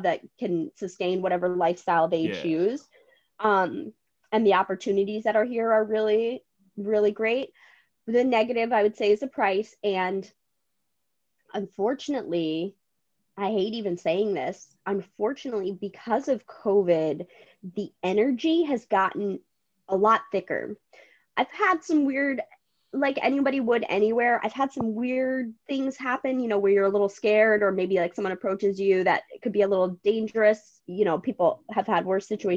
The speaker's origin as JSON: {"language": "English", "region": "Connecticut", "country": "United States", "tie": "born or raised there", "moved": "as an adult", "lives_now": "New York City, United States", "said": "my original home state is Connecticut, but I've been here since I was 18. So I am definitely a New Yorker"}